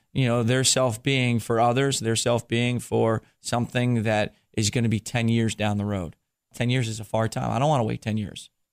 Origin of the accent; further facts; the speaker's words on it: New Jersey, United States; I grew up in New Jersey